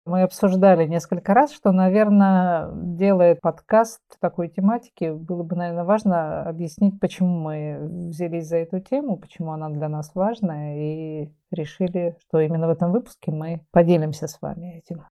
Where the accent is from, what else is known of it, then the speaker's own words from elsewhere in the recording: Saint Petersburg, Russia; also born or lived in Kaliningrad Oblast; я городская девочка из Ленинграда